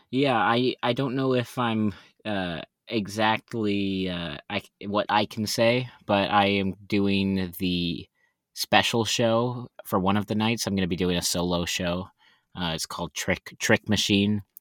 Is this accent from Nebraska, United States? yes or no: no; Texas, United States; now in Philadelphia, United States; So yeah, so you're originally from Texas, that's right? Yes, yes. Texas yep. is my my home my hometown area.